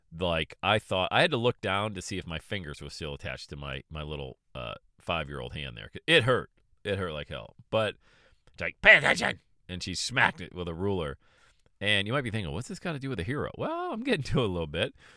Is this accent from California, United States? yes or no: no; Bradford, Pennsylvania, United States; I grew up in Bradford, Pennsylvania, population eight thousand people